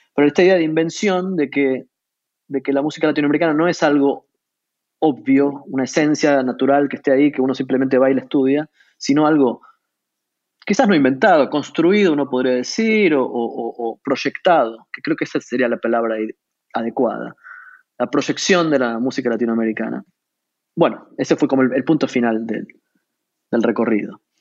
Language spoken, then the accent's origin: Spanish; Buenos Aires, Argentina; nací en la ciudad de Buenos Aires, crecí allí